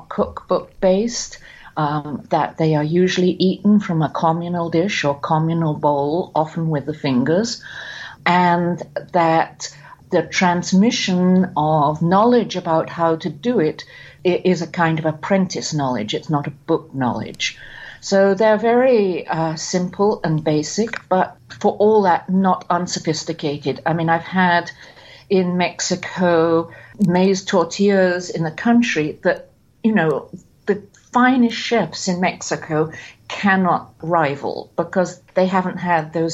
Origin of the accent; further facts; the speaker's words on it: England, United Kingdom; growing up in England. We never bought vegetables. We grew them all.